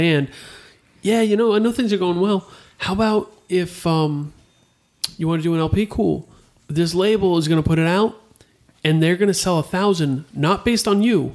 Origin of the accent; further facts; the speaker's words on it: Denver, Colorado, United States; moved away; I'm originally from Denver, Colorado. I was born there